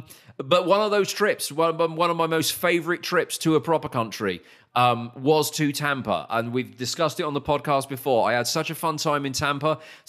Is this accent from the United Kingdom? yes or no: yes; United Kingdom; moved away; being a Brit